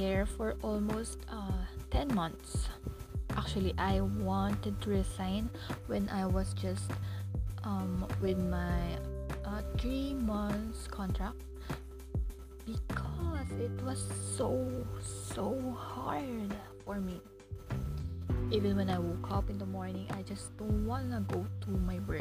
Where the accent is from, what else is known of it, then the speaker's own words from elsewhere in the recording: Philippines; also born or lived in Manila; I'm from the Philippines